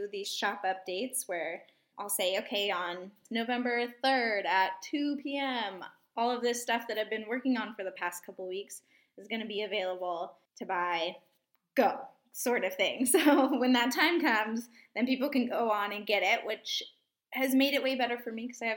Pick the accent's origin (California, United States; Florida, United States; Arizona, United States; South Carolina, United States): Arizona, United States; moved away as an adult; also born or lived in Oregon; grew up in Arizona, moved to Oregon.